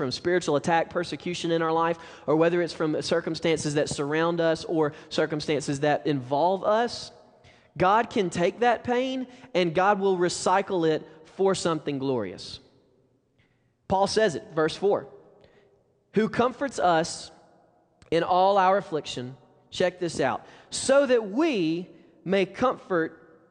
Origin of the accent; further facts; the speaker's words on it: Alabama, United States; moved away; We're from Alabama